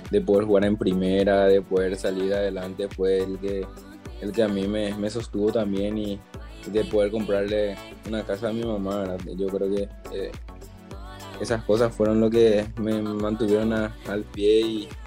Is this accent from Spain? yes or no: no; Azul, Buenos Aires Province, Argentina; mi ciudad natal, que es Azul